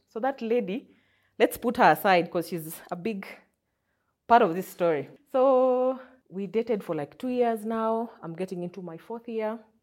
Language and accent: English; Butere, Kakamega County, Kenya; also born or lived in Nairobi; now in Kakamega, Kenya; I come from Kakamega County, specifically a village called, in Butere, a village called Eshisheu